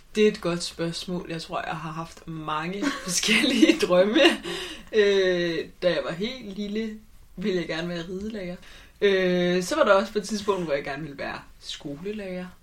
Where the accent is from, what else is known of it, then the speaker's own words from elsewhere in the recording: Copenhagen, Capital Region of Denmark, Denmark; Nu er jeg jo fra København